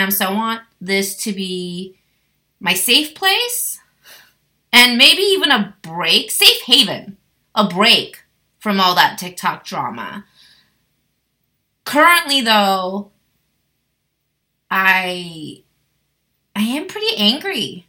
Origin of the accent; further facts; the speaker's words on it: United States; an American tourist, also as an Asian woman